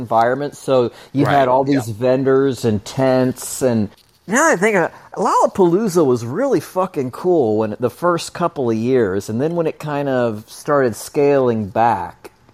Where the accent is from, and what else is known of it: Texas, United States; born or raised there; also born or lived in Davenport, Iowa / Fiji